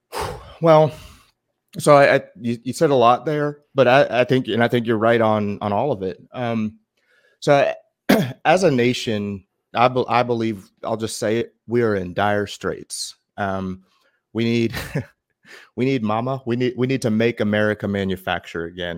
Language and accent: English; United States; being American